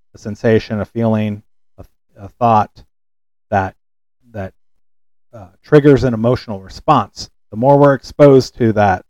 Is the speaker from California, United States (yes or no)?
yes; California, United States; I'm from California